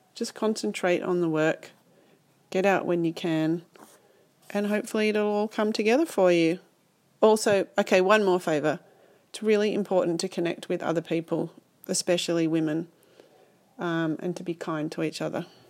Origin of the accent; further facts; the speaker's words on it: Sydney, New South Wales, Australia; I'm an artist from Sydney